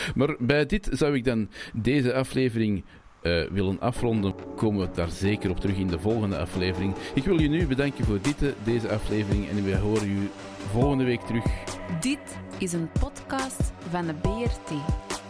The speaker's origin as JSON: {"language": "Dutch", "region": "Brabant", "country": "Belgium", "accent": "Brabants", "said": "het Brabants dat we praten in, Antwerpen"}